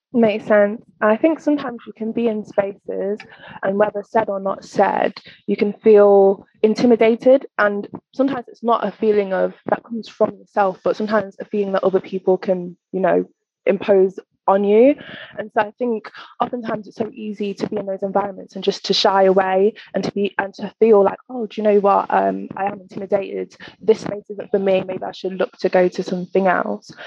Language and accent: English; Nottingham, East Midlands, United Kingdom; also born or lived in East London; now in London, United Kingdom; from the Midlands. I'm from Nottingham.